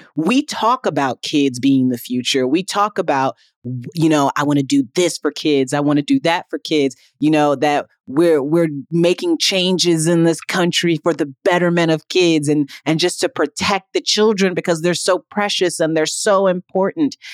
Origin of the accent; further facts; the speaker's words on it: Midwest, United States; a young Black girl growing up in the Midwest